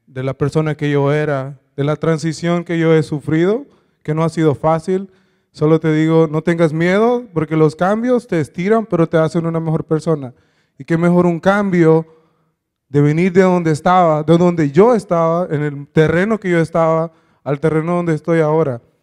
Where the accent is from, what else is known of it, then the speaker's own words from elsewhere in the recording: Honduras; yo soy de Honduras